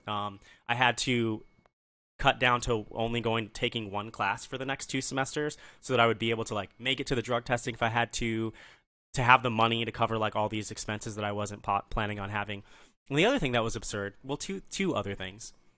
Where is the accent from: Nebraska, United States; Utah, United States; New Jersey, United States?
Nebraska, United States; also born or lived in Arizona; now in Maryland, United States; I'm from Nebraska originally